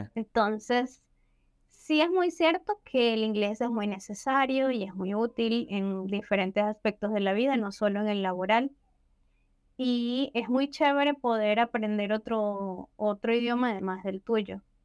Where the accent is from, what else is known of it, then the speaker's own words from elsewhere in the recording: Venezuela; yo también soy venezolana